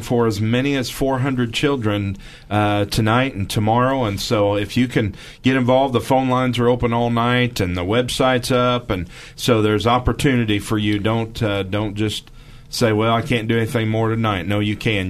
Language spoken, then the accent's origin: English; Missouri, United States; I'm from Missouri